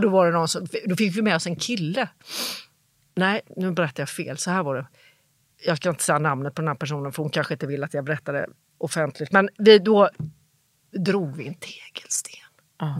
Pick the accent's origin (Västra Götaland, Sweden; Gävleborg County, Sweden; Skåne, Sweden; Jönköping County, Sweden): Jönköping County, Sweden; Jönköping; moved away as an adult; now in Stockholm, Sweden; jag är från Jönköping.